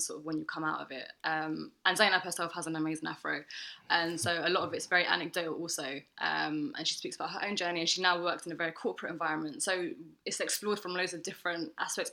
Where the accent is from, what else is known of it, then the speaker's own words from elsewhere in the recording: London, United Kingdom; I was born in Holloway and then I moved different places in North